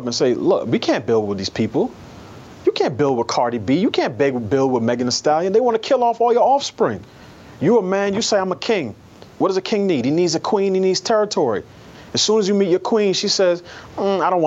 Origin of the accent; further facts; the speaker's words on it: New York City, New York, United States; I grew up in New York City in a neighborhood that was almost exclusively black by the time I came of age